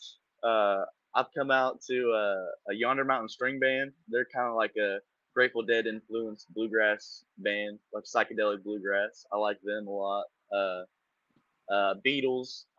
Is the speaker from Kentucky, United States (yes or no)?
yes; Eastern Kentucky, United States; also born or lived in Huntington, West Virginia area; now in Raleigh, United States; But I'm from Eastern Kentucky. I'm from the Huntington, West Virginia kind of area